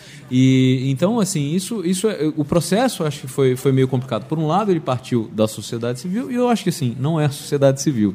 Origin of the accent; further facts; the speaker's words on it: Brasília, Federal District, Brazil; moved away; eu sou de Brasília, então eu já, eu já fui. E eu era jornalista lá